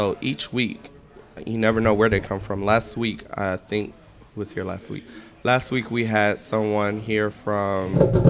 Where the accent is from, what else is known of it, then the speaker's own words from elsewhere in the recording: Columbia, South Carolina, United States; now in Greenville, United States; I'm from Columbia, but I live in Greenville now.